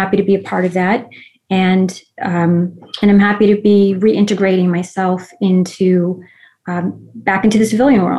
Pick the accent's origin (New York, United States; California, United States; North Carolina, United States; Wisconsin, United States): New York, United States; New York City; I was an Army brat. Both of my parents served. They actually met while stationed in Germany. I have extended, family on both sides who served in all the branches of service. And I grew up actually on the Army base, Fort Hamilton in Brooklyn, New York.